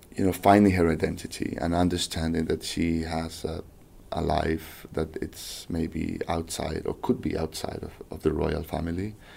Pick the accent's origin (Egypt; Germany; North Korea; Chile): Chile; I'm from South America, from Chile